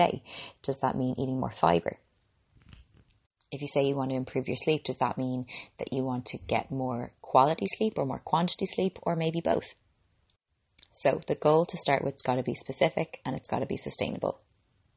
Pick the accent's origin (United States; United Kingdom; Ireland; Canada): Ireland; I'm an Irish girl